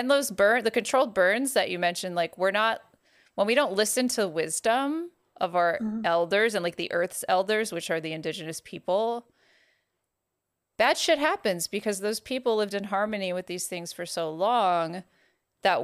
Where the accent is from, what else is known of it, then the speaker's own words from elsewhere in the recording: California, United States; I'm not mad scared because, like, I'm from California.